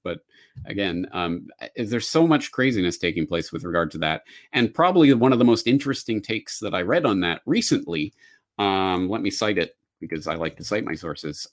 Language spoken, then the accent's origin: English; Calgary, Alberta, Canada; moved away as an adult; also born or lived in Dublin / Japan; my hometown of Calgary